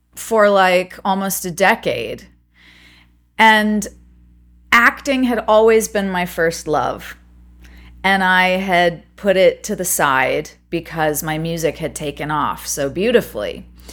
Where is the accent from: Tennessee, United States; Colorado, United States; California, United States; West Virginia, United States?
California, United States; Montecito; also born or lived in Los Angeles, California; I was born in Montecito, California